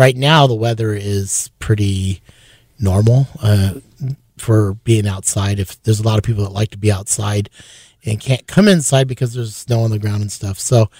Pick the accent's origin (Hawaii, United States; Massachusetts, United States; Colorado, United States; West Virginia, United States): Hawaii, United States; Yes, I'm native Hawaiian.